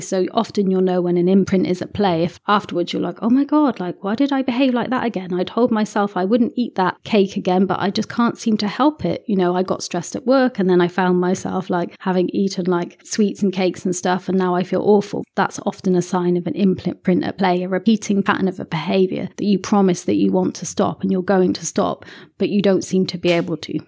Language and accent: English; England, United Kingdom; I'm a, a Westerner and I'm English as well